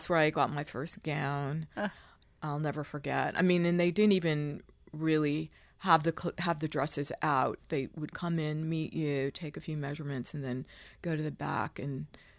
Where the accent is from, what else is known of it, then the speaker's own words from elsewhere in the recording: New York, United States; also born or lived in Long Island; Well, I was born in Manhattan.